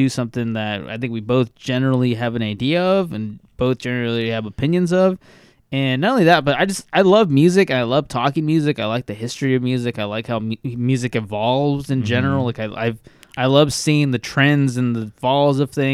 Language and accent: English; Bakersfield, California, United States; growing up in the fucking hood in Bakersfield, California